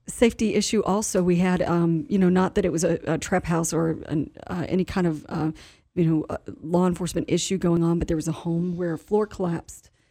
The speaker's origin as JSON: {"language": "English", "town": "Inwood", "region": "West Virginia", "country": "United States", "tie": "born or raised there", "said": "I've been using the roundabout in Inwood more. It's my, it's my hometown"}